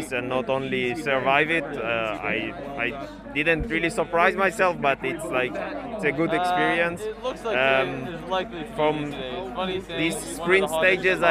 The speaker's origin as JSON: {"language": "English", "town": "Modi'in", "region": "Central District", "country": "Israel", "said": "I'm from Modi'in. It's a pretty new city."}